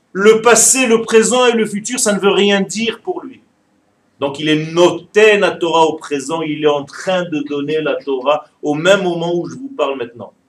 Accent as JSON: {"language": "French", "town": "Ashdod", "region": "Southern District", "country": "Israel", "tie": "born or raised there", "said": "je suis né en Israël et j'ai vécu la majorité de ma vie à Ashdod."}